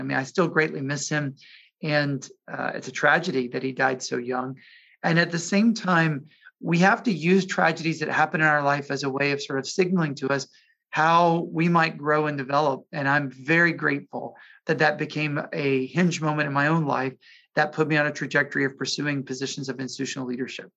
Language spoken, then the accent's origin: English; Jackson, Mississippi, United States; My mom was head of an independent school in my hometown of Jackson, Mississippi.